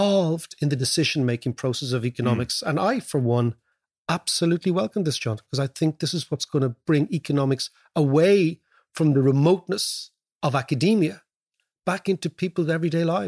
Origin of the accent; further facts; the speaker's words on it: Ireland; moved away as an adult; also born or lived in London; when we came from Ireland, they couldn't place us